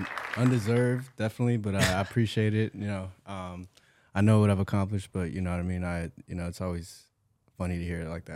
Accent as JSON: {"language": "English", "region": "California", "country": "United States", "tie": "born or raised there", "said": "So I'm from Orange County. I was born and raised out there. Black and Mexican dude. Mom's Latina from Michoacan, Mexico. My dad is from Jersey."}